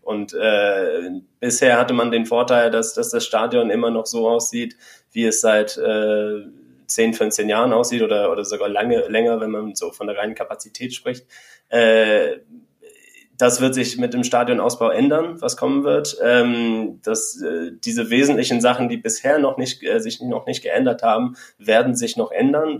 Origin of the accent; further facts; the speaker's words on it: Berlin, Germany; ich bin als Berliner